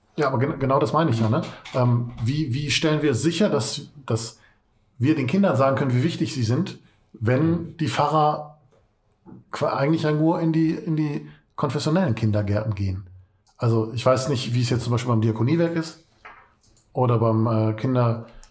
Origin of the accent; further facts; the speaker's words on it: Katernberg, North Rhine-Westphalia, Germany; ich komme aus Katernberg